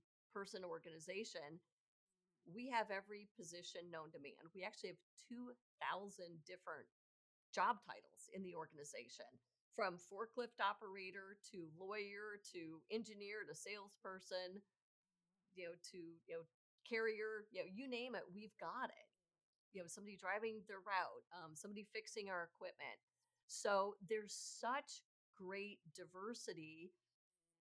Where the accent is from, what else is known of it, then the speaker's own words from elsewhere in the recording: Chicago, Illinois, United States; I'm from Chicago, lived in Chicago most of my adult life